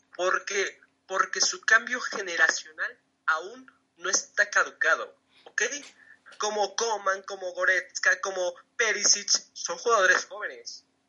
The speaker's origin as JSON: {"language": "Spanish", "country": "Mexico", "said": "Yo siendo mexicano"}